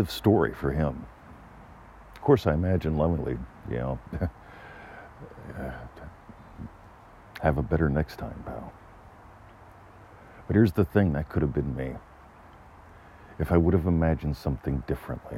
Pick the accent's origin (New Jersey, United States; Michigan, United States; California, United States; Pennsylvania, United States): Pennsylvania, United States; moved away as an adult; now in Melbourne, Australia; I grew up in Pennsylvania, as far as you can get away from here.